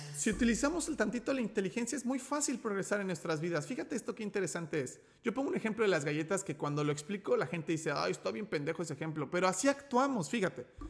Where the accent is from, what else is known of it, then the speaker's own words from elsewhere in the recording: Mexico; also born or lived in León, Guanajuato; como nací en México, yo hablo español